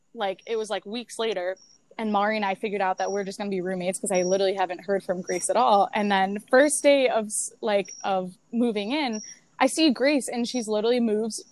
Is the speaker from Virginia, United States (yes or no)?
no; Buffalo, New York, United States; I'm from the South Towns, so south of Buffalo.